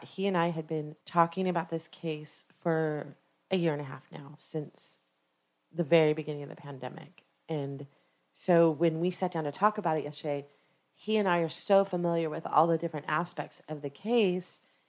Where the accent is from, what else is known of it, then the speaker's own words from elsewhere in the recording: Orange, California, United States; historic Orange Plaza in Orange County, California, which is my hometown where I grew up